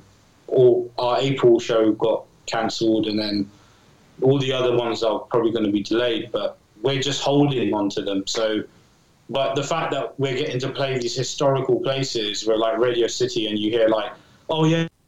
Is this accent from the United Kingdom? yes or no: yes; England, United Kingdom; I'm from England